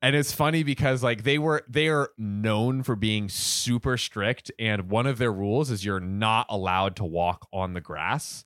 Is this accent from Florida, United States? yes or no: yes; Bradenton, Florida, United States; my hometown, Bradenton, Florida